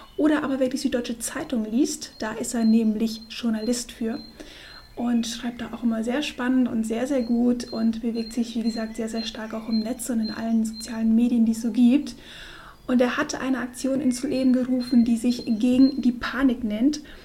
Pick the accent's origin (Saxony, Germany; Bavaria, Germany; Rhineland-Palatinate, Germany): Bavaria, Germany; Munich; wir kommen ja aus München, wir beide